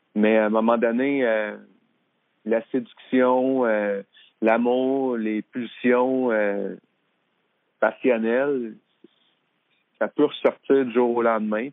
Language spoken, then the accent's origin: French; Drummondville, Quebec, Canada; je viens de Drummondville. Fait qu'à Drummondville, il y avait René, il y avait les frères Bessette, la famille Bessette, qui m'ont toujours donné des coups de main quand j'étais là-bas